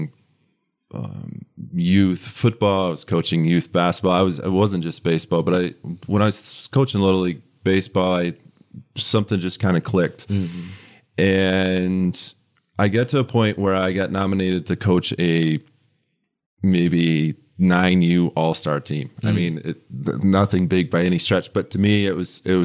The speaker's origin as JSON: {"language": "English", "region": "West Michigan", "country": "United States", "tie": "born or raised there", "moved": "as an adult", "lives_now": "Lansing, United States", "said": "I grew up in West Michigan"}